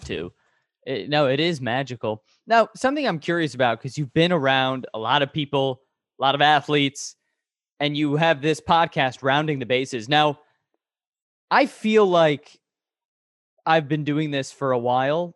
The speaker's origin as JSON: {"language": "English", "town": "Chicago", "region": "Illinois", "country": "United States", "tie": "born or raised there", "said": "I grew up in the Norris Shore too"}